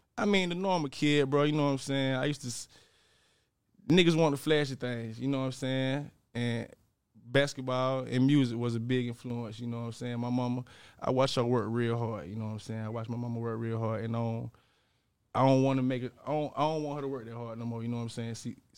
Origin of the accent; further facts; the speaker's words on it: Dawson, Georgia, United States; Man, like I'm from Dawson. Dawson, Georgia, Terra, kind of, you know what I'm saying? Small town, you probably never heard it